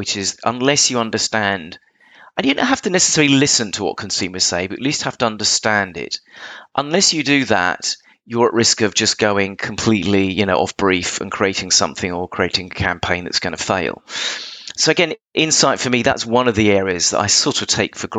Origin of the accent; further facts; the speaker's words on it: England, United Kingdom; I'm English